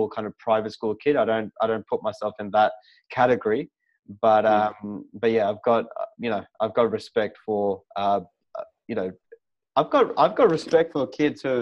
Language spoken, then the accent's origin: English; Port Moresby, National Capital District, Papua New Guinea; moved away; I was literally coming from Port Moresby